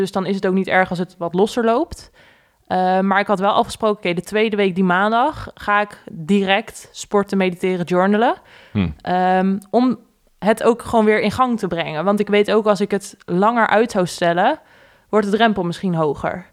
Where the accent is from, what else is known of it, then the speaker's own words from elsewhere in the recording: Gouda, South Holland, Netherlands; moved away as an adult; also born or lived in The Hague / De Bilt / Utrecht; now in Leersum, Netherlands; wij zijn geboren in Den Haag. Daarna zijn we naar Gouda verhuisd, al relatief snel